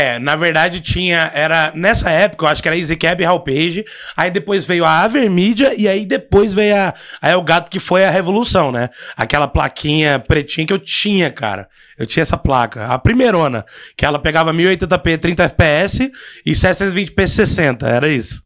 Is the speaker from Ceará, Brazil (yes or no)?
no; Goiás, Brazil; eu sou de Goiás